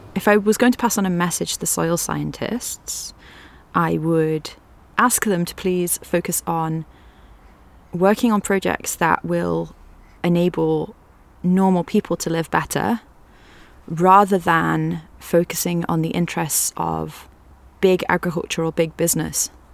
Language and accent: English; Liverpool, North West England, United Kingdom; I grew up in Liverpool, so well, just outside of Liverpool, so in like a kind of commuter town suburb thing